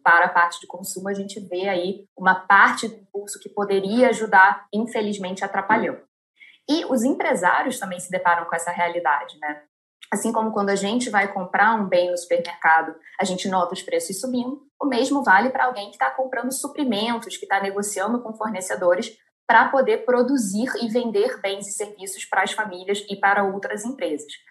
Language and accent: Portuguese; Brazil; como brasileiros